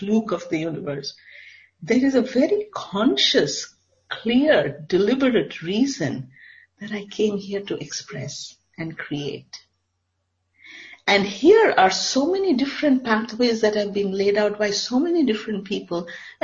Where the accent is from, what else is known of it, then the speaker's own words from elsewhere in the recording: India; I come from India.